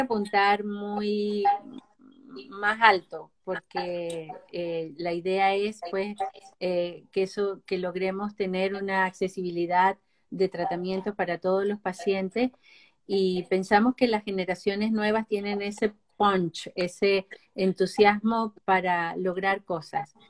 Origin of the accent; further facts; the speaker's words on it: Venezuela; moved away as an adult; now in Chile; soy venezolana de nacimiento, pero nacionalizada chilena con 30 años viviendo en Chile